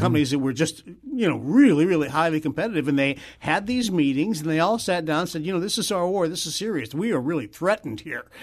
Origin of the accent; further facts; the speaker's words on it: St. Louis, Missouri, United States; I'm from Saint Louis